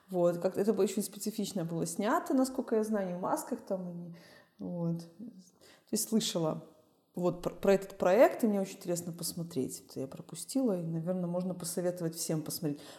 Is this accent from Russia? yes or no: no; Belarus; я из Беларуси